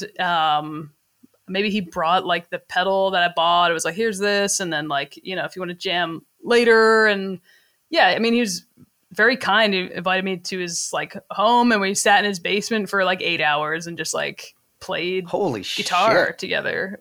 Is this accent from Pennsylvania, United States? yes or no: yes; Philadelphia, Pennsylvania, United States; moved away as an adult; also born or lived in Las Vegas; the neighborhood I grew up in Philadelphia, a little neighborhood called Roxborough